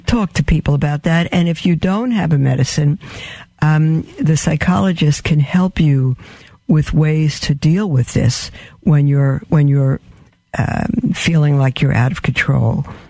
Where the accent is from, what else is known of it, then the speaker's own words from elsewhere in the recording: New York City, New York, United States; I was born in Brooklyn.